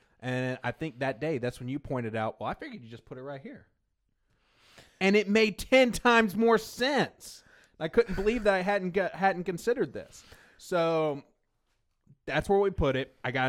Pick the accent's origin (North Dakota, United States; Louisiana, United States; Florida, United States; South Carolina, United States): Louisiana, United States; Pineville; accent: North Louisiana; I get it really thick when I drink. Like, really, really thick, because I'm from Pineville, Louisiana